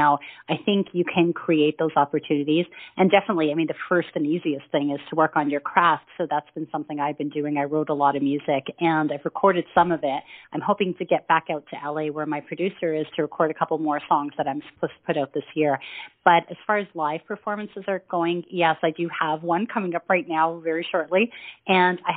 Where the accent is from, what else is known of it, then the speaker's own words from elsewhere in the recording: Toronto, Ontario, Canada; moved away as an adult; also born or lived in Middle East; my hometown, Toronto, where I grew up